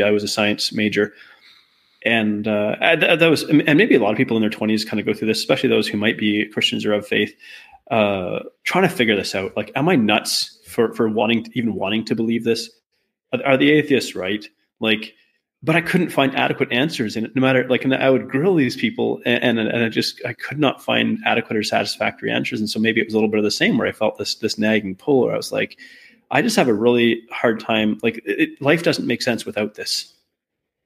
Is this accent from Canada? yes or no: yes; Canada; I'm Canadian